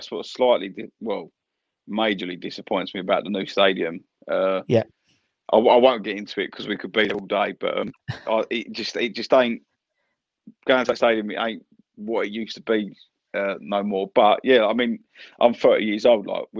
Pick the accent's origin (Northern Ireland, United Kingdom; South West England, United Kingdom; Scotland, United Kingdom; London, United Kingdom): London, United Kingdom; So we grew up in Barnsdown. I'm sure a few people know where that is, like literally 5 minutes away from the ground.